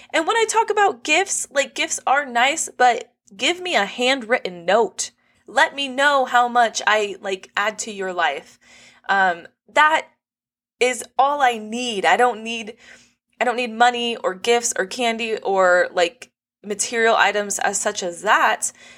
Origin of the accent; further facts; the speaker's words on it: Los Angeles County, California, United States; on the very border end of Los Angeles County. So, the cost of living's low 'cause not that many people, like, really wanna live here, but I grew up here my whole life